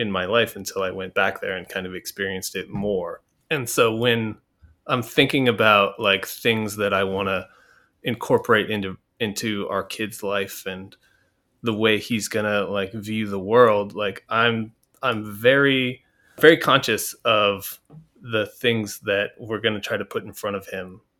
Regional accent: Seattle, Washington, United States; also born or lived in Pennsylvania; I was from Seattle. I was a West Coast kid. I did things West Coast. I hung out and and had that culture.

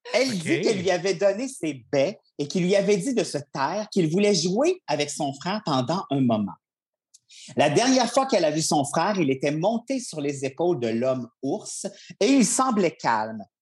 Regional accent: Charlevoix, Quebec, Canada; je viens de Charlevoix

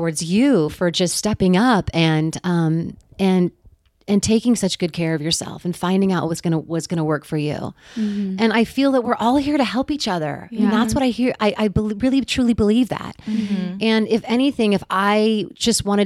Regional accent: Bay Area, California, United States; growing up in the Bay Area next to San Francisco

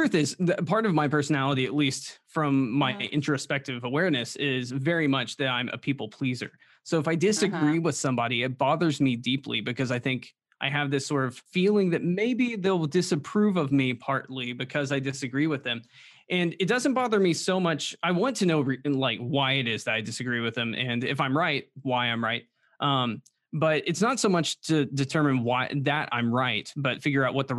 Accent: the Bible Belt, United States; Well, and I grew up in the Bible Belt too.

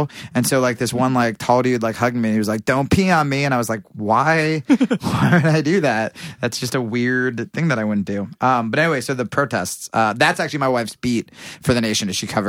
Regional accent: Pennington, New Jersey, United States; Pennington, New Jersey.

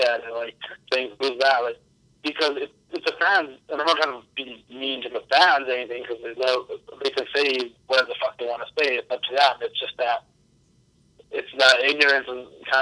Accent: Vancouver, British Columbia, Canada; I'm East Indian. My family's from... My parents are from Punjab and England and stuff, and I'm Canadian born and everything

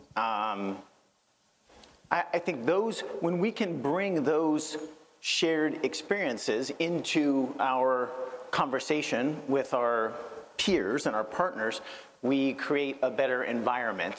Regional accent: Northern California, United States; I'm from Northern California

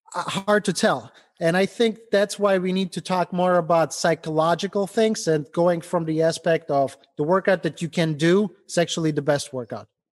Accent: Ukraine; English is a second language; moved away as an adult; also born or lived in Germany; now in Cleveland, United States; I immigrated from Ukraine over to, to the United States. Didn't speak English

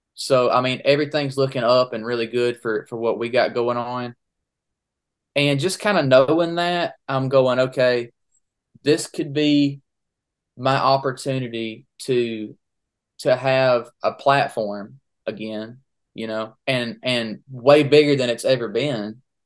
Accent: Daisy, Georgia, United States; also born or lived in Statesboro, Georgia; I'm from Daisy, so, which is about forty minutes from Statesboro

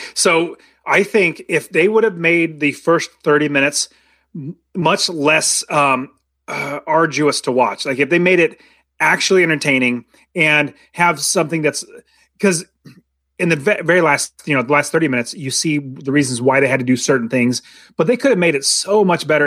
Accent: United States; being American

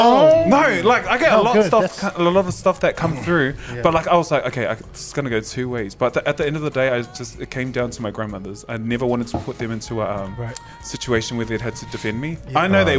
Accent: Logan, Queensland, Australia; I was like, mate, I'm just from Logan.

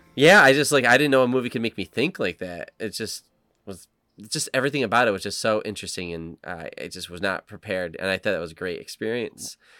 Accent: United States; as an American

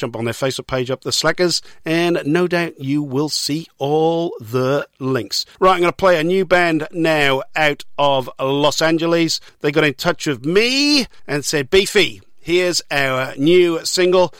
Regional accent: Newport, Wales, United Kingdom; my hometown of Newport

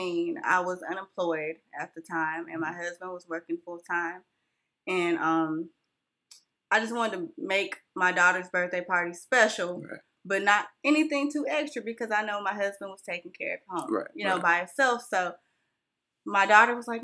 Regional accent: California, United States; also born or lived in Whitmire, South Carolina; now in Union, United States; I was born and raised in California

